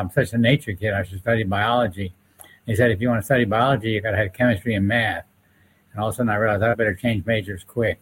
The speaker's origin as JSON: {"language": "English", "region": "Maryland", "country": "United States", "tie": "born or raised there", "said": "I was raised on an estuary of the Chesapeake Bay"}